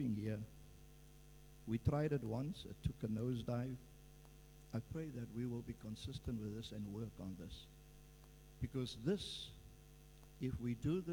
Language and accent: English; Cape Town, Western Cape, South Africa; also born or lived in Vanguard Estate, Cape Town; I was born in Boerkop, and we all had to leave the city. We moved into a place that the city organized and built some houses